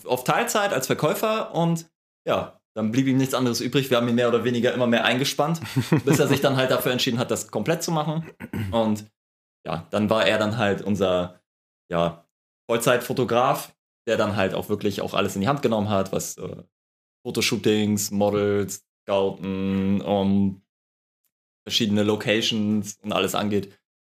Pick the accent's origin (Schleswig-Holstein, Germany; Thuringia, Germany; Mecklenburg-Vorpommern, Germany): Schleswig-Holstein, Germany; Lübeck; komme aus Lübeck, der schönsten Stadt